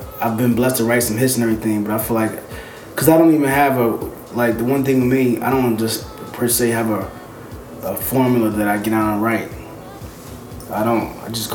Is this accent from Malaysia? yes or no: no; United States; also born or lived in Philadelphia, Pennsylvania / New Jersey; Growing up in Philly and Jersey